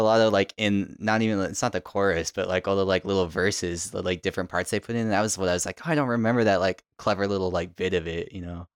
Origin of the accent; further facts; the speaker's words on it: Tucson, Arizona, United States; now in New York, United States; growing up in Tucson